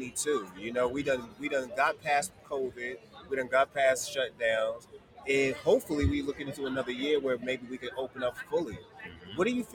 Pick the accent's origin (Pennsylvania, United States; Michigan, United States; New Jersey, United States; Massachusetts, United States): Massachusetts, United States; Boston; I'm from Boston. Shout out Lantern.